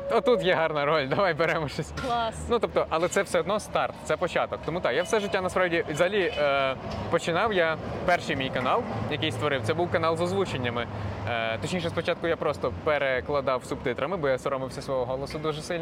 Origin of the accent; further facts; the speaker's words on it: Ukraine; first language uk; я ріс в україномовній родині, і для мене це не було взагалі якимось питанням.